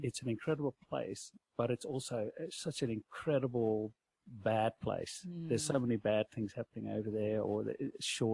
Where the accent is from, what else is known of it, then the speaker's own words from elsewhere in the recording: Netherlands; moved away; I come from Holland.